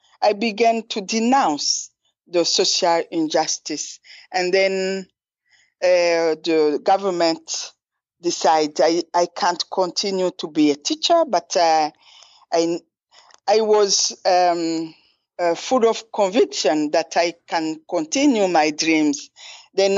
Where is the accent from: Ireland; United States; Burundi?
Burundi; Ruyigi, Ruyigi Province; also born or lived in Bujumbura; I was born in the east of Burundi, in a very small village called Ruyigi.